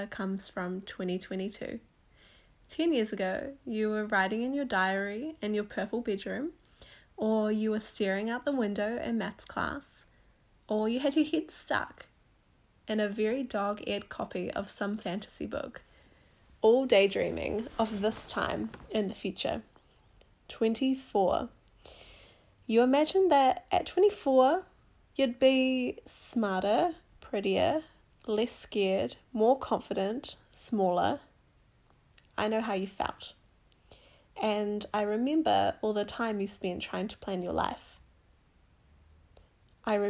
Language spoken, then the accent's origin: English; New Zealand; also born or lived in Whangarei, Northland / Masterton, Wellington Region; now in Wellington, New Zealand; I grew up in Whangarei and also in the Wairarapa in Masterton